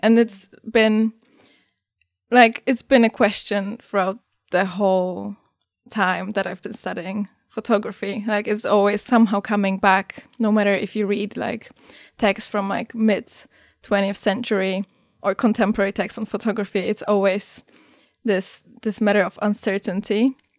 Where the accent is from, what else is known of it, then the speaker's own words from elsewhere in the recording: Poland; I come from Poland